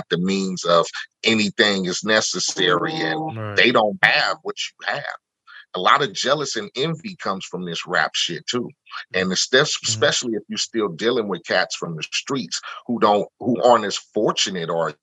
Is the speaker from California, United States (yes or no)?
yes; Compton, California, United States; me living in Compton and growing up in Compton